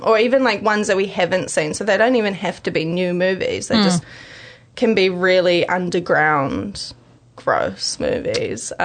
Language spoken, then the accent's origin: English; Hamilton, Waikato, New Zealand; I grew up out in Templeview